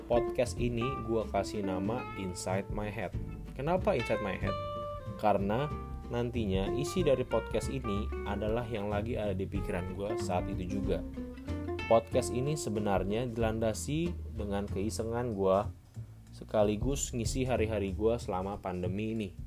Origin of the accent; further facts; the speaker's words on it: South Tangerang, Banten, Indonesia; also born or lived in Kupang; now in Semarang, Indonesia; Gua lahir di Kupang NTT, tapi tumbuh dan berkembang di Tangerang Selatan. Sekarang gua menempuh studi di salah satu universitas di Semarang.